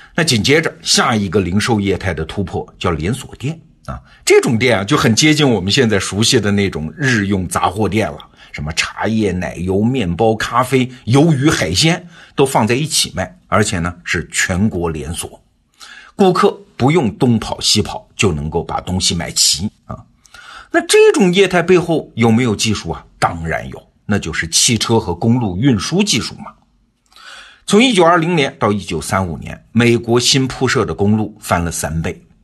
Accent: China; 我们中国人

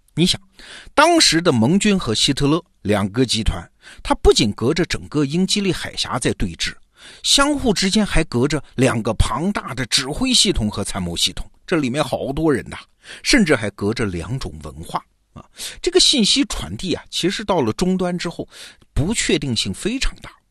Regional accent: China; 我们中国人

